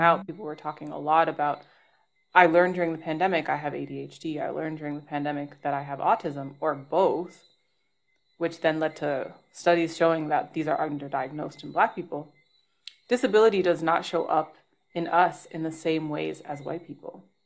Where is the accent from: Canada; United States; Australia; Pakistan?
Canada; Toronto, Ontario; moved away; my hometown in Toronto